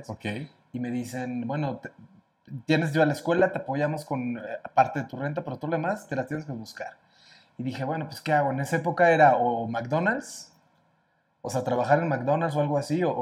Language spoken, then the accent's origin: Spanish; Cuernavaca, Morelos, Mexico; now in Mexico City, Mexico; Entonces yo soy de Morelos, me vengo a, México a tratar de luchar y tratar de ser cantante